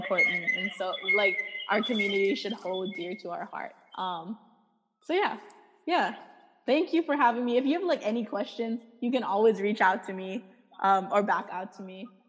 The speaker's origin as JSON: {"language": "English", "country": "United States", "tie": "born there", "said": "I think the like Americanness is given being that I was born in America and I'm still of like live in the United States."}